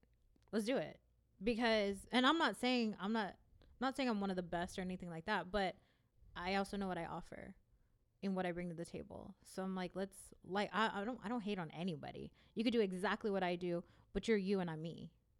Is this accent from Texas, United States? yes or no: yes; San Antonio, Texas, United States; my childhood was spent on Nolan and Cooper.